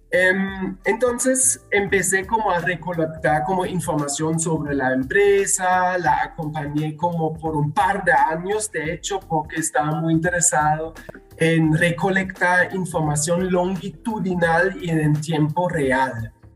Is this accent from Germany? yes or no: yes; Germany; moved away as an adult; also born or lived in Medellín, Colombia; now in Guadalajara, Mexico; soy alemán